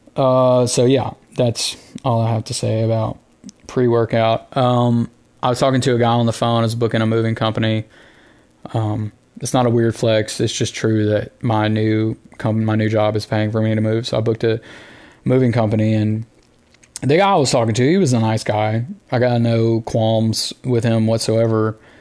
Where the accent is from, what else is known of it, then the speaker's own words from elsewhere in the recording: the South, United States; Growing up in the South